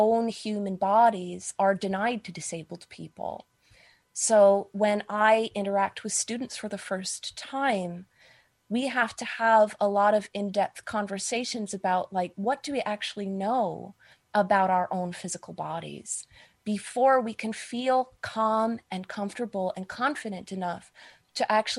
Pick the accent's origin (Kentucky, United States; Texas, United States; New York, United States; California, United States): New York, United States; New York City; I am a New Yorker. I live in Manhattan.